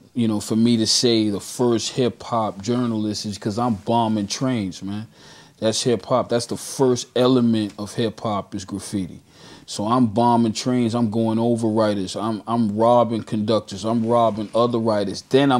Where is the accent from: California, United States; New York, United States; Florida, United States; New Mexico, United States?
New York, United States; Bronx; born there; also born or lived in Brooklyn; So I tell people officially I was born in the Bronx, but I was made in Brooklyn.